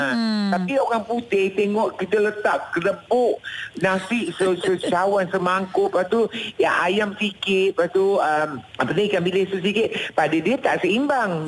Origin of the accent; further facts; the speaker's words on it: Malaysia; kita sebagai rakyat Malaysia